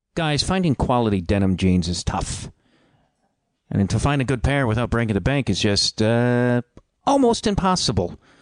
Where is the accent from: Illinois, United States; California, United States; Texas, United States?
Illinois, United States; Chicago; I'm from Chicago